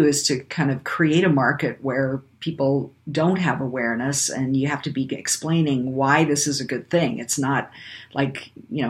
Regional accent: Canada; now in United States; I grew up in Canada

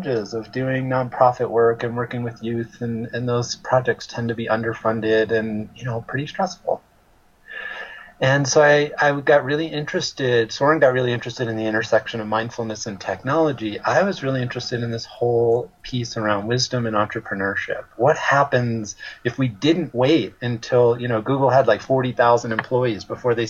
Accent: Westchester County, New York, United States; I grew up in Westchester County, which is a suburb of New York City

